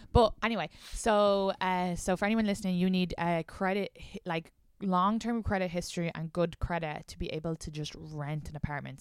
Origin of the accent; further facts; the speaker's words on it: Ireland; moved away as an adult; now in New York, United States; I'm not even from Dublin